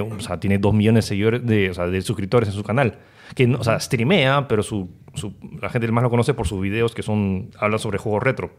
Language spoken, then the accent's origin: Spanish; Peru; somos peruanos